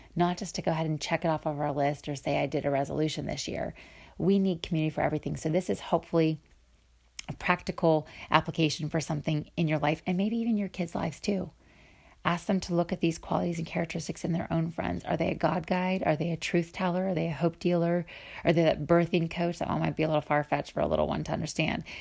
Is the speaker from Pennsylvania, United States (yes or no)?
yes; Pennsylvania, United States; now in Cleveland, United States; from Ohio, from Cleveland to Pennsylvania, where my hometown is